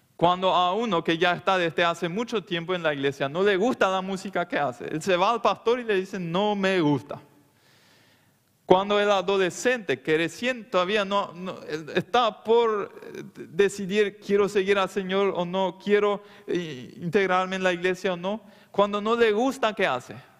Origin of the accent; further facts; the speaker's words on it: Loma Plata, Boquerón, Paraguay; Yo soy de Loma Plata, de la colonia Meno, en el Chaco.